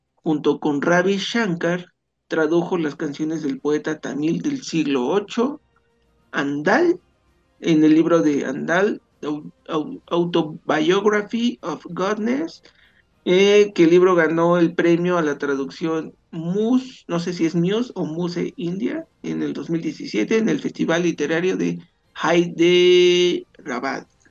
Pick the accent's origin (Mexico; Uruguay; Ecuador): Mexico; nunca he salido de, México